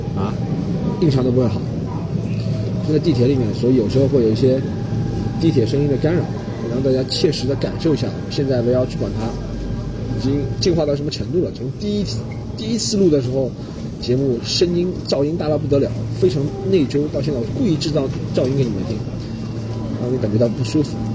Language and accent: Chinese; Shanghai, China; 从小生活在上海的关系